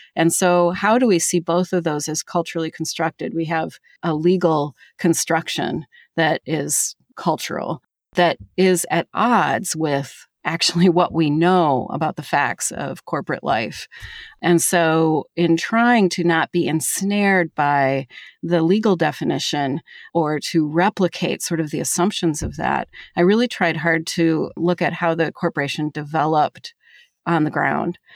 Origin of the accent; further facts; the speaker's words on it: Minnesota, United States; moved away as an adult; also born or lived in Greensboro, North Carolina; my home state of Minnesota